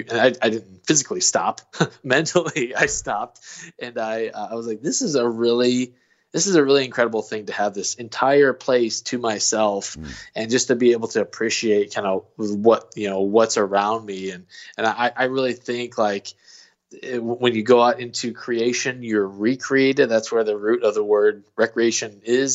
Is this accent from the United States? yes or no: yes; Illinois, United States; now in Missouri, United States; I grew up in Illinois